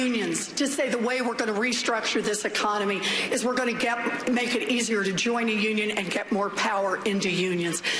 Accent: Oklahoma, United States; I grew up out in Oklahoma

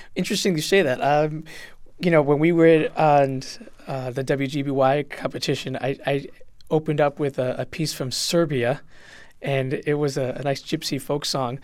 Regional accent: West Hartford, Connecticut, United States; also born or lived in Puerto Rico; growing up in West Hartford

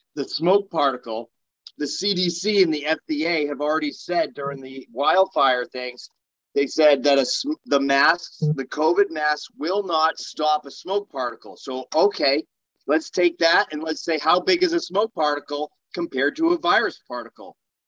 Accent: Nashua, New Hampshire, United States; So I'm from Nashua. I was born and raised in Nashua

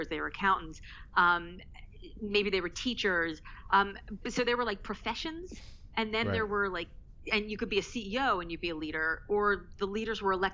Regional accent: United States

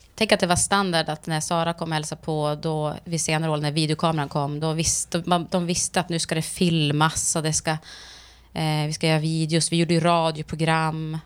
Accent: Sweden; jag anser mig själv såklart som svensk

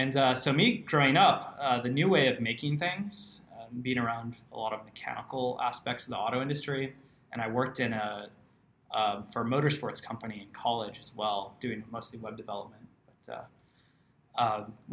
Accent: Detroit, Michigan, United States; also born or lived in Ann Arbor; I grew up in the suburbs of Detroit. So southeastern Michigan, kind of born and raised there

